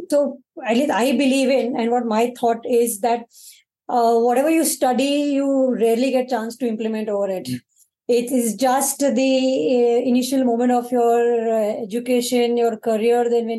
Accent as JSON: {"language": "English", "town": "Mumbai", "region": "Maharashtra", "country": "India", "tie": "born or raised there", "said": "Bandra. Done my graduation from NM, which is in Ville Parle. Completely born and brought up in Mumbai."}